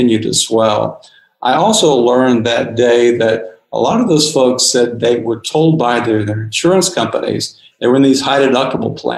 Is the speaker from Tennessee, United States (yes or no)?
yes; Tennessee, United States; moved away; where I grew up in Tennessee